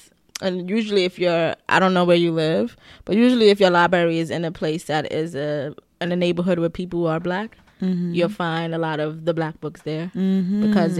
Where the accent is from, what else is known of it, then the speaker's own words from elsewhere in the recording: Nigeria; I'm a Nigerian writer.